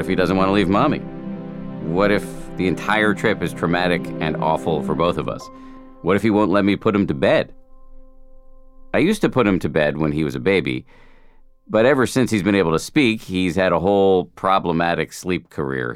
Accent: Boston, Massachusetts, United States; moved away; I grew up in Boston and my parents are still there.

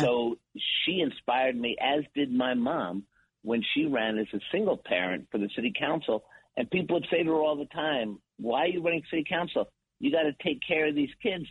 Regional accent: New York City, New York, United States; I'm a kids from New York City growing up in Washington Heights

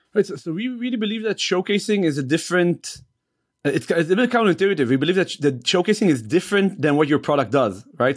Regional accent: Israel; moved away as an adult; now in United States; I moved to the States from Israel

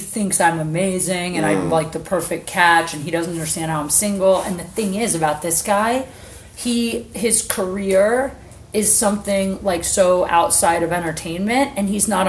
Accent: Ohio, United States; I'm from Ohio.

